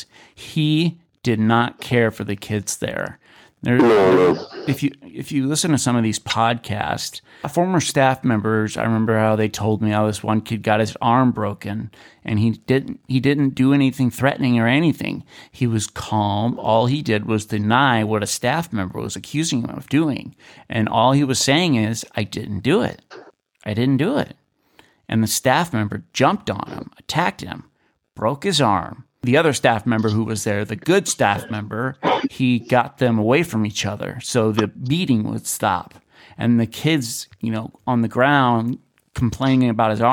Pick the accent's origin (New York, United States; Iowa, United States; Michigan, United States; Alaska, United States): Alaska, United States; Kenai; in my hometown, or close to my hometown, in Kenai, Alaska